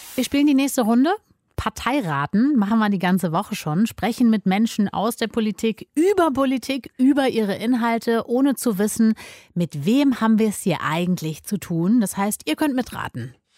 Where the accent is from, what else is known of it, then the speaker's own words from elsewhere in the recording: Germany; bei uns in Deutschland